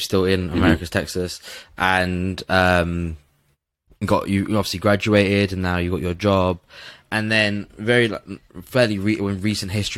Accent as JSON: {"language": "English", "town": "Lincoln", "region": "East Midlands", "country": "United Kingdom", "said": "I'm like, Lincoln"}